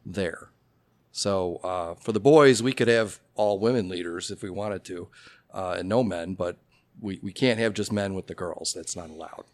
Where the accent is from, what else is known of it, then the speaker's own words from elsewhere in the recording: Oak Park, Illinois, United States; also born or lived in Carbondale, Illinois; now in Elmhurst, United States; I have a lot of Elmhurst roots, uh, but I grew up in Oak Park. So just a little east of here.